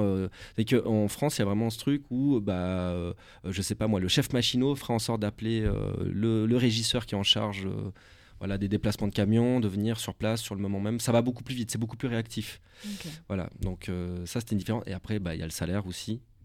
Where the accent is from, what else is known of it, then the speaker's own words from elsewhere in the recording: Switzerland; je suis suisse